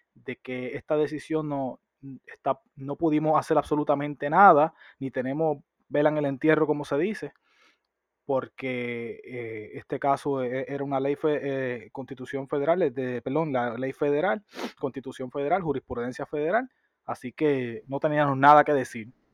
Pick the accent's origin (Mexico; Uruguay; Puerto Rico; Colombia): Puerto Rico; nosotros como puertorriqueños